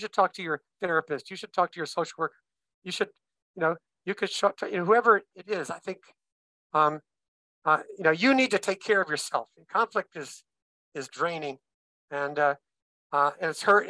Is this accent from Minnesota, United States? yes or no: yes; Minnesota, United States; I'm a Minnesotan, born and bred there.